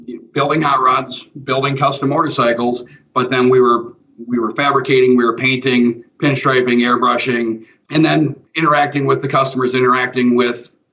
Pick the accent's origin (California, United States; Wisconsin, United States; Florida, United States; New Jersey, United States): Wisconsin, United States; Spring Green; I grew up in Spring Green, where Ringbrothers are at.